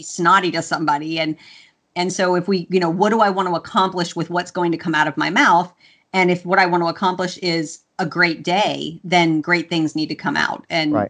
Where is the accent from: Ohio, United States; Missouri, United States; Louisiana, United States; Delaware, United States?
Louisiana, United States; i'm i'm southern and and I was raised in Louisiana, and you say please and thank you, or your mama smacks you